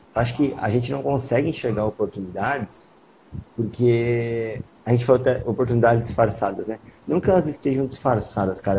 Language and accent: Portuguese; São Paulo, Brazil; now in Santa Catarina, Brazil; quando eu era moleque, eu morava em São Paulo, os meus pais faziam feira